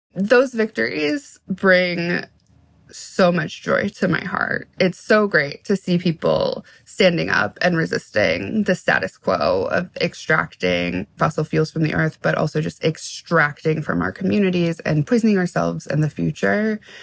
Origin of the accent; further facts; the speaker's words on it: Washington, District of Columbia, United States; I'm from Washington, D.C. Mm-hmm. Like I grew up in D.C. in the 90s